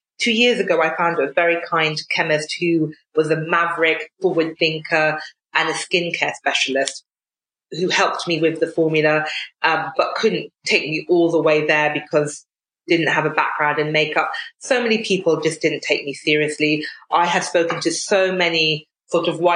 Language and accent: English; United Kingdom; as British people